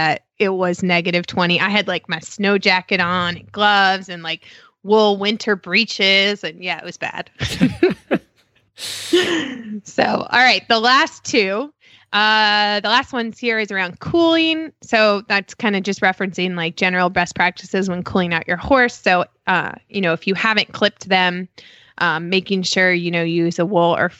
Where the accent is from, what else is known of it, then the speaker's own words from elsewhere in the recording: Chicago, Illinois, United States; now in Damascus, Maryland, United States; I grew up in Chicago and like worked in a barn my whole life, like as a teenager